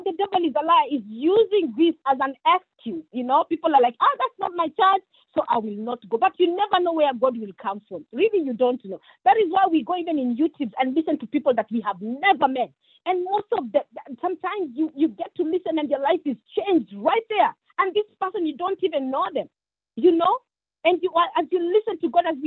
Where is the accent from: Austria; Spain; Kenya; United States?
Kenya; moved away; I come from Kenya